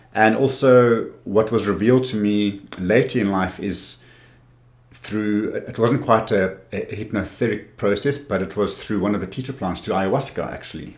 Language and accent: English; Cape Town, Western Cape, South Africa; also born or lived in Windhoek, Namibia; I moved to Cape Town when I was eight years old